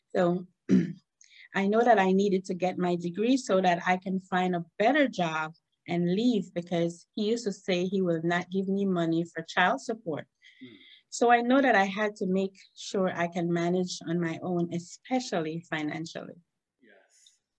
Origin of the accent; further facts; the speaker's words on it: Esperanza, Cayo District, Belize; moved away as an adult; now in New York, United States; I was born and bred in Esperanza Village, like you said, from Belize.